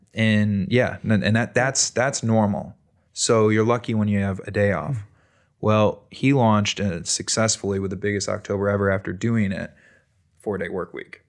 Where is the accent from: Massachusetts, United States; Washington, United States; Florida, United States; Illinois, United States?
Illinois, United States; Chicago; now in Bend, United States; I grew up in Chicago